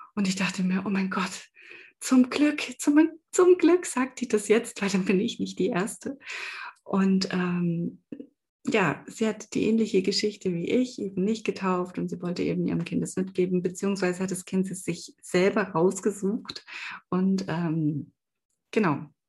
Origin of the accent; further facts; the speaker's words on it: eastern Germany, East Germany, Germany; bei uns im Osten